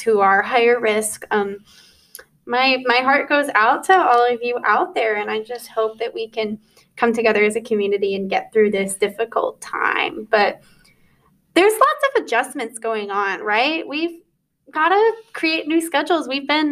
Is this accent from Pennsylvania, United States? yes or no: no; Dallas, Texas, United States; moved away as an adult; now in Portland, United States; I'm from Dallas, Texas